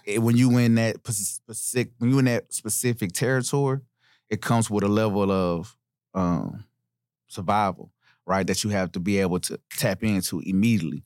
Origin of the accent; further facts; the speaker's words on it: Nashville, Tennessee, United States; Born and raised in Nashville, Tennessee. Um, I'm from East Nashville